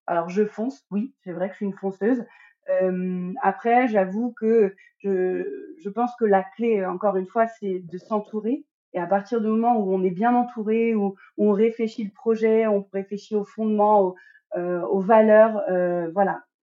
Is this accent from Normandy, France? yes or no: yes; Normandy, France; moved away as an adult; now in Guadeloupe; je suis une Normande expatriée en Guadeloupe avec ma petite famille depuis à peu près un an et demi.